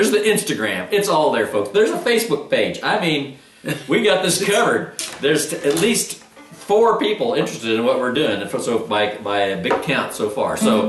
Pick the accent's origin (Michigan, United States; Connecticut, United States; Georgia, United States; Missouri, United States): Missouri, United States; I'm being from Missouri.